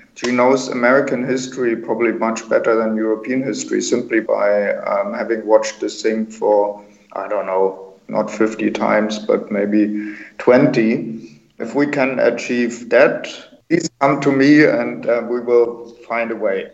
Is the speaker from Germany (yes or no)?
yes; East Germany, Germany; moved away as an adult; also born or lived in Brussels; I grew up in East Germany